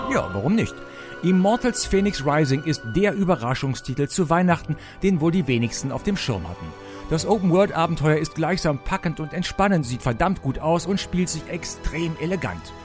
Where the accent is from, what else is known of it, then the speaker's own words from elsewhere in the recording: Rhineland, Germany; bei uns im Rheinland